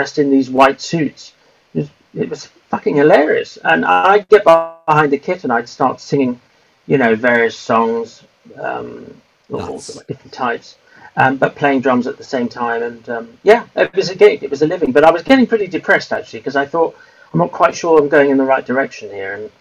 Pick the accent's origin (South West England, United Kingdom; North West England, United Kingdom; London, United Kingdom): London, United Kingdom; Whitton; I lived with my parents until I was about 17 or 18 at their house, which was 2 miles from Heathrow Airport